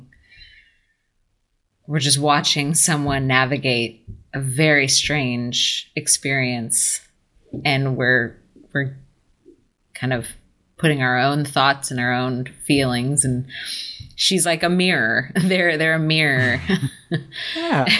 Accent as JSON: {"language": "English", "country": "United States", "said": "as an American"}